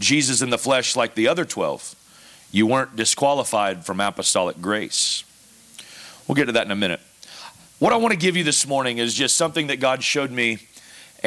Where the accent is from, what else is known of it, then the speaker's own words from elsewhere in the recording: the South, United States; moved away as an adult; I'm from the South